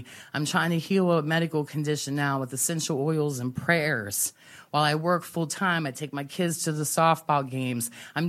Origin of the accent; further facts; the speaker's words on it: West Virginia, United States; I come from West Virginia.